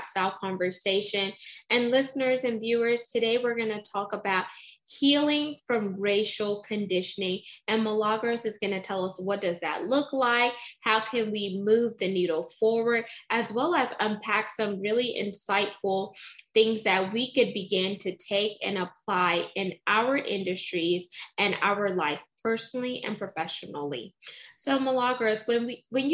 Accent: United States; I'm first generation American

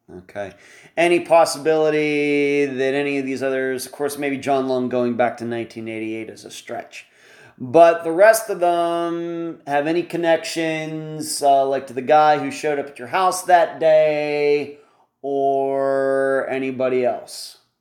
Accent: western Pennsylvania, United States; moved away; I'm from originally from Pennsylvania, not flat where I grew up in western Pennsylvania

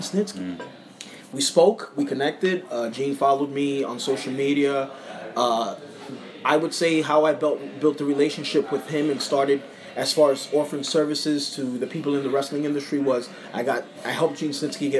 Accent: New York City, New York, United States; I'm from Brooklyn, New York

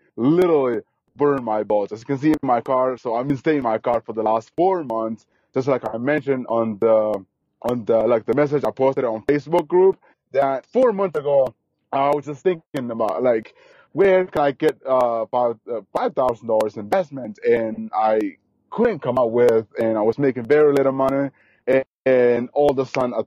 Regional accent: Guatemala; English is a second language; moved away; I was born literally 4 hours away from Guatemala City, literally in the jungle.

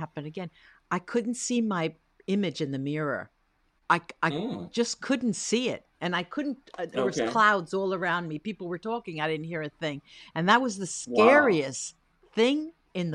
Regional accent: New Jersey, United States; now in Rome, Italy; I grew up in New Jersey in the greater New York area

